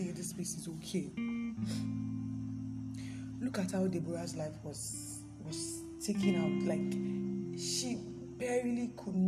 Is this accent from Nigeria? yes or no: yes; Nigeria; Nigeria, my country